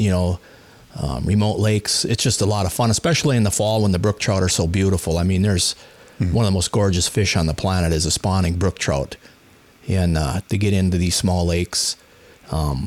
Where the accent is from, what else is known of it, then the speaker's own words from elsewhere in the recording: Walker, Minnesota, United States; now in Grand Marais, United States; I grew up in Walker, and we didn't have a lot of opportunity around there